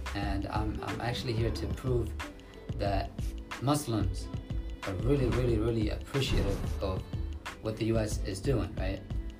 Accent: New York, United States; the first thing I get when I tell them I'm from New York, right?

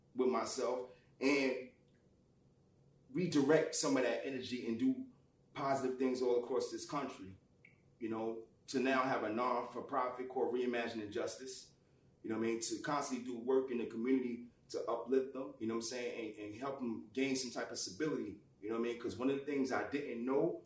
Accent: New York City, New York, United States; I am from Lincoln Housing Projects in Harlem

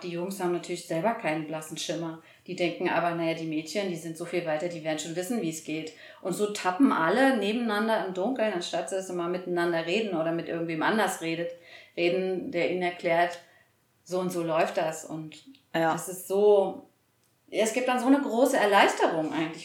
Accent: East Germany, Germany; wir sind alle aus Ostdeutschland.

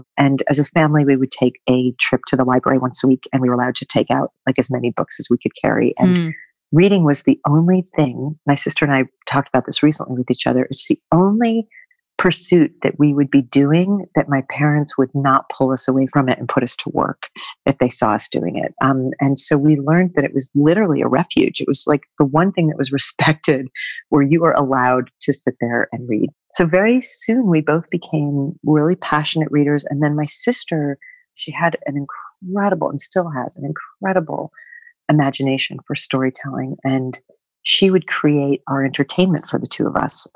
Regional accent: northwestern Connecticut, United States; moved away; also born or lived in rural New Jersey; I grew up on a small family Christmas tree farm in northwestern Connecticut.

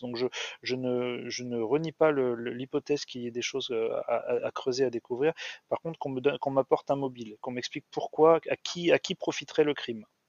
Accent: France; en tant que Français

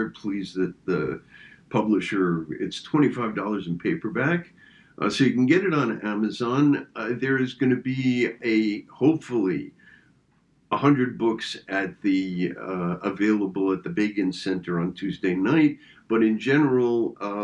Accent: France; moved away; I was born in France and have lots of contacts in France, spend time in France

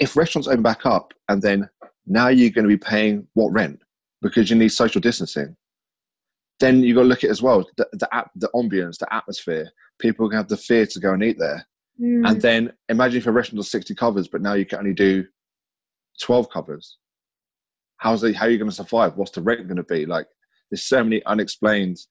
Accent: Whitstable, South East England, United Kingdom; also born or lived in Margate; I was born in Margate, raised up in Whitstable

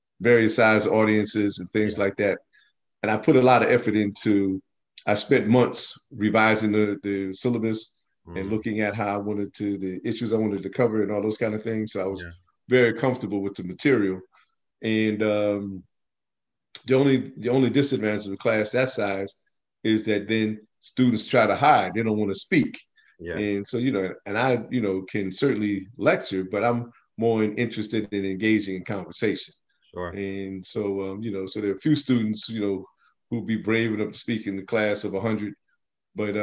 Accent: Plainfield, New Jersey, United States; also born or lived in Newark; now in Piscataway, United States; I grew up in Plainfield

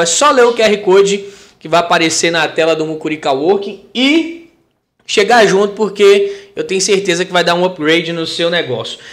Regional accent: Teófilo Otoni, Minas Gerais, Brazil; eu sou de Teoflotone

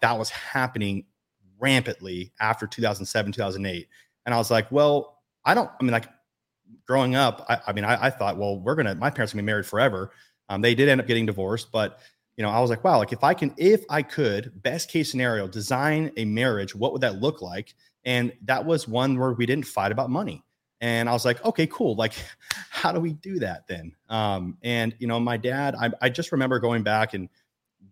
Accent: Las Vegas, Nevada, United States; I'm born and raised in Las Vegas

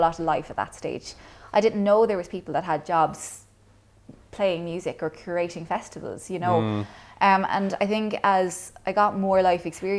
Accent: Kilcash, Munster, Ireland; So I grew up in Clonmel, well, technically Kilcash out in Sleaford

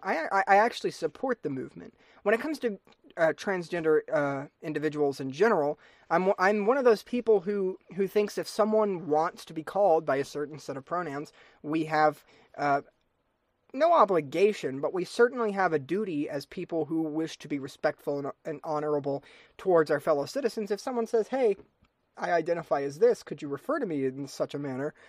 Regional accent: United States; as an American citizen

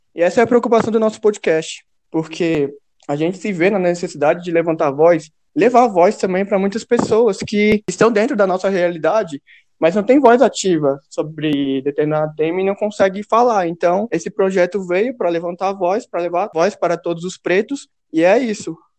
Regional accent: Ceilândia, Federal District, Brazil; nascido e criado na Ceilândia, assim como Luiz

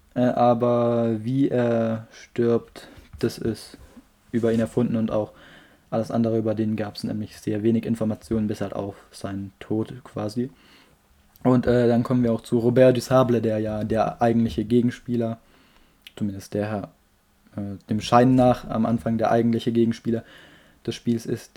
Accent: Germany; wo ich herkomme, habe ich so Deutschland geschrieben

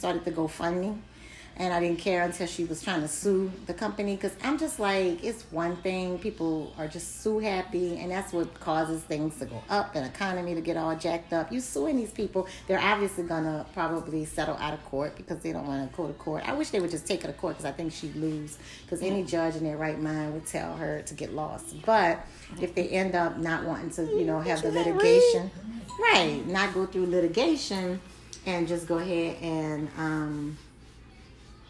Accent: New Orleans, Louisiana, United States; I'm from New Orleans

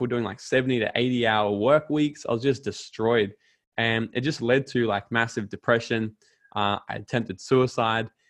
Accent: Gold Coast, Queensland, Australia; I went back down to the Gold Coast, my hometown

